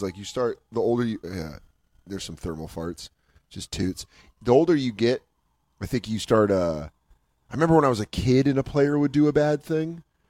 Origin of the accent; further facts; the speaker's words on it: Oakland, California, United States; I grew up in Oakland in the 60s.